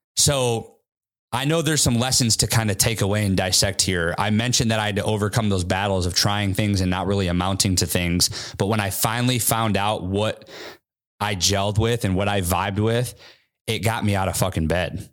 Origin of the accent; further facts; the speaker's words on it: Midwest, United States; now in Seattle, United States; I went back to my hometown, more of a Midwest affordable market.